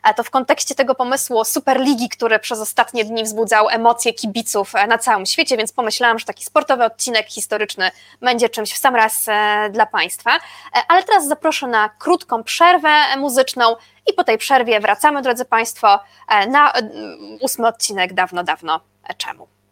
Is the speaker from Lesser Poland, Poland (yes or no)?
no; Łódź, Łódź Voivodeship, Poland; ja jestem z Łodzi